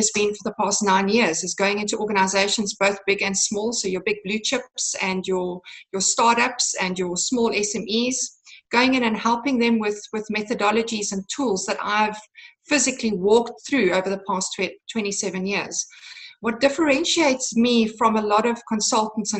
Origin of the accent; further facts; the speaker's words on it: Cape Town, Western Cape, South Africa; I'm from South Africa, Cape Town, South Africa, and born and bred